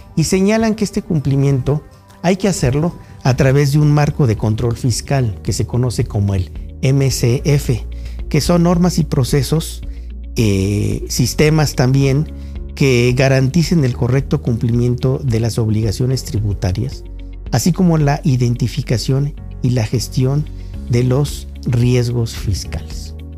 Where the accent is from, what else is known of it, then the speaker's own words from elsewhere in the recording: Mexico; como mexicano y como estudioso del derecho tributario